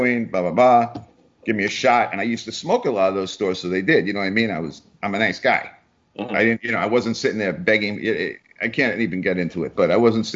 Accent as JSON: {"language": "English", "region": "New York", "country": "United States", "said": "I'm from New York"}